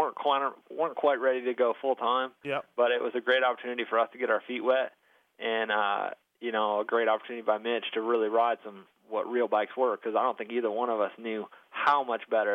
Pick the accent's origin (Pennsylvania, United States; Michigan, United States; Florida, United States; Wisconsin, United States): Michigan, United States; Flint; now in Georgia, United States; where I grew up in Flint, Michigan